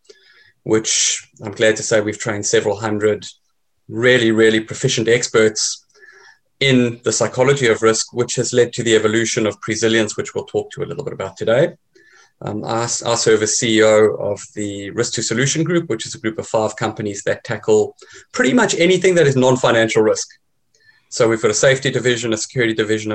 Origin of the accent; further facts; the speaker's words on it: South Africa; moved away; I'm originally South African.